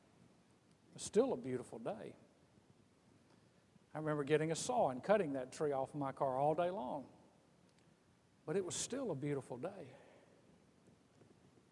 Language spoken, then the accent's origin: English; Mississippi coast, United States; I grew up on the Mississippi coast, and we had a lot of hurricanes